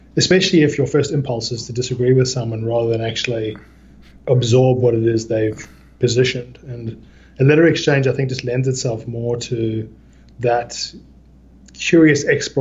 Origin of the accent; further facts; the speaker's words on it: South Africa; now in Australia; I grew up in South Africa at the height of the apartheid era